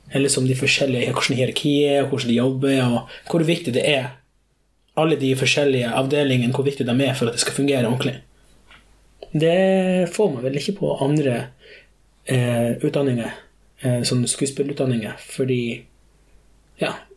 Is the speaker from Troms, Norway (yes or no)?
yes; Skogsfjord, Troms, Norway; also born or lived in São Paulo, Brazil / Kvaløya; Jeg er da adoptert fra Sao Paulo, Brasil, mm. da jeg var fem år. Eh, da kom jeg til Ringvassøya, eh, Skogsfjord, og jeg oppvokste her